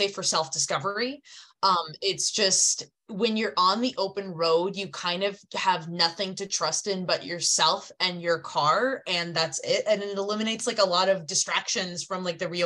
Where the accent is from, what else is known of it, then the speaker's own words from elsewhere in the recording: Minnesota, United States; I'm from Minnesota originally. I grew up in Minnesota